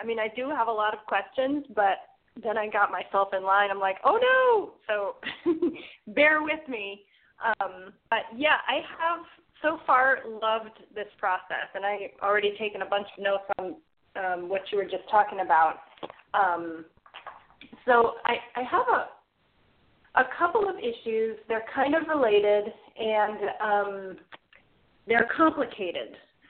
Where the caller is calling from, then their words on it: Wilmington, North Carolina, United States; I'm calling from Wilmington, North Carolina.